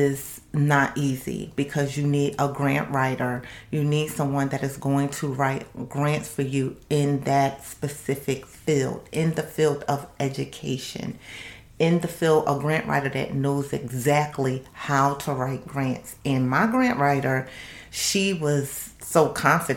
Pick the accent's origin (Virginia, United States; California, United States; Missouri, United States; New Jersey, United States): New Jersey, United States; Camden; I'm from Camden, New Jersey